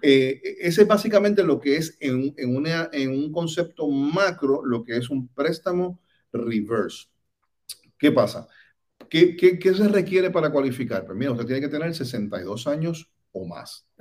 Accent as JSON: {"language": "Spanish", "country": "Puerto Rico", "moved": "as an adult", "lives_now": "Orlando, United States", "said": "desde posiciones muy humildes en Puerto Rico, pues soy puertorriqueña."}